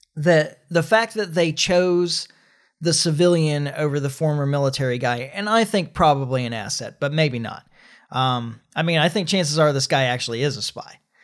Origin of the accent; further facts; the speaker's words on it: United States; as an American